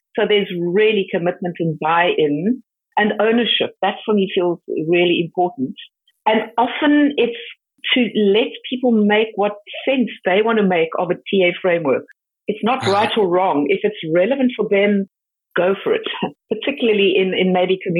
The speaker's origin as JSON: {"language": "English", "country": "South Africa", "said": "my home country"}